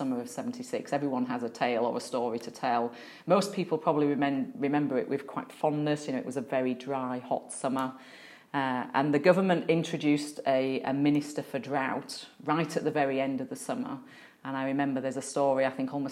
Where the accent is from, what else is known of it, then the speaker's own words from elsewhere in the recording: Yorkshire and the Humber, United Kingdom; I was growing up in Yorkshire and I was probably about seven at the time.